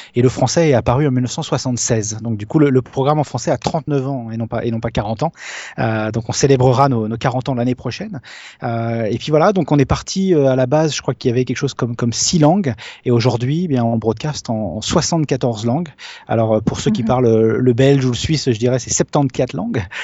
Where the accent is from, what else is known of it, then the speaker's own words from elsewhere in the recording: France; moi je suis français